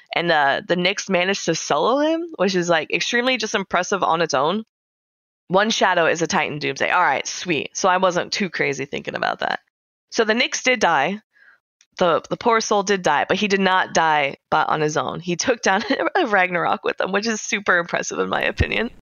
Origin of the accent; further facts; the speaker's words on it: United States; as an American